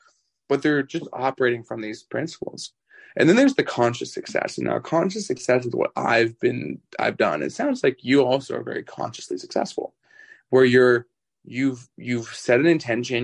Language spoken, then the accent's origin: English; Vancouver, British Columbia, Canada; moved away as an adult; now in Las Vegas, United States; I'm from Canada originally. I moved out to Las Vegas like 5 or 6 years ago. And over Christmas, I went back to Vancouver